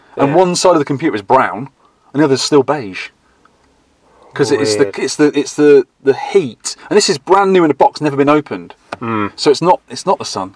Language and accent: English; Dorset, South West England, United Kingdom; I come from Dorset